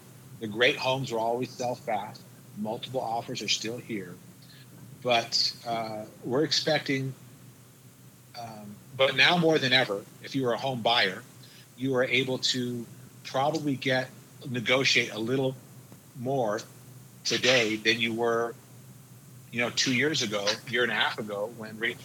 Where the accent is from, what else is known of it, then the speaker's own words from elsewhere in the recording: Albuquerque, New Mexico, United States; I'm from Albuquerque, New Mexico.